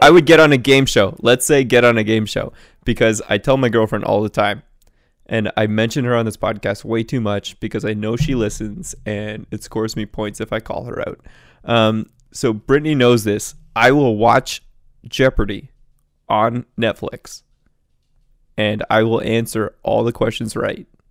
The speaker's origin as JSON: {"language": "English", "country": "Canada", "said": "I'm from Canada"}